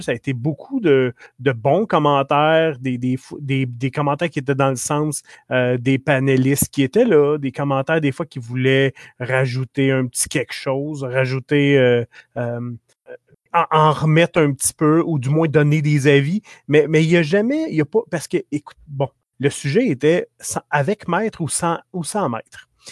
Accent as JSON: {"language": "French", "region": "Quebec", "country": "Canada", "accent": "Québécois", "said": "notre accent québécois"}